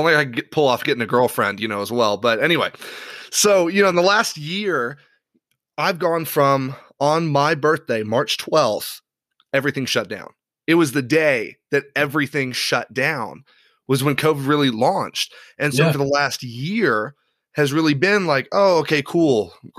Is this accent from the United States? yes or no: no; Ireland; Given I grew up in Ireland.